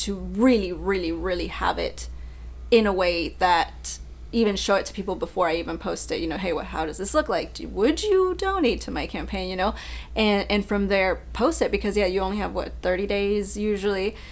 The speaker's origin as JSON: {"language": "English", "region": "Mexico City", "country": "Mexico", "also_born_or_lived": "Monterrey, Mexico", "moved": "yes", "said": "I am from Mexico City, but I lived in Monterrey, Mexico."}